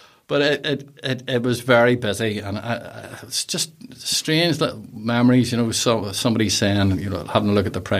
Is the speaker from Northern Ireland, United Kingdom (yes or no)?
yes; Whitehead, Northern Ireland, United Kingdom; Born bred Whitehead